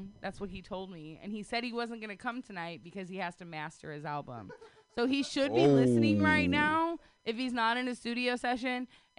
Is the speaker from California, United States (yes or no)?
yes; Sacramento, California, United States; I grew up in Oak Park as a kid.